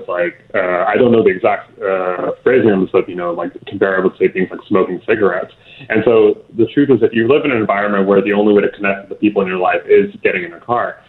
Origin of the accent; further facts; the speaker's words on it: Houston, Texas, United States; I'm from Houston, born and raised here